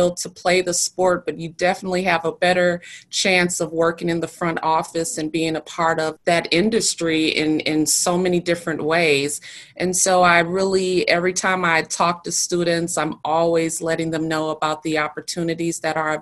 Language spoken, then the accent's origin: English; Milwaukee, Wisconsin, United States; I grew up in Milwaukee